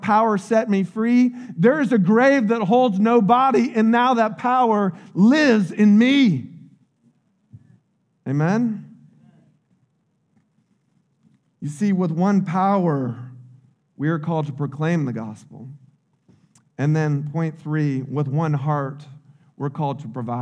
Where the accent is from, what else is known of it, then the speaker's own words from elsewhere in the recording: United States; I grew up in Little Polk County.